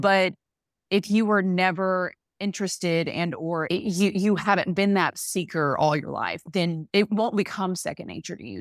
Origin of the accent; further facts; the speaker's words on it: a very small Southern town, United States; accent: Southern; in my hometown, from a very small town, you might have heard the accent there